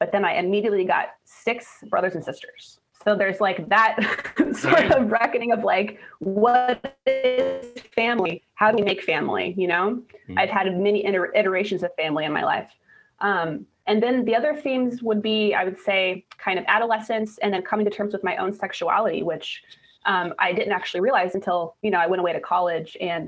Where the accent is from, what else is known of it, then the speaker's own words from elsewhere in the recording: Missouri, United States; now in Portland, United States; I've lived in Portland for about 20 years, but I didn't grow up here, actually. I grew up in Missouri, kind of out in the wilderness, for lack of a better word, right on a riverbank.